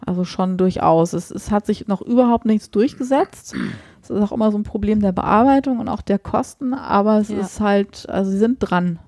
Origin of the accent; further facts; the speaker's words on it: Nordheim, Germany; moved away; also born or lived in Markneukirchen; Ich komme halt gebürtig aus Nordheim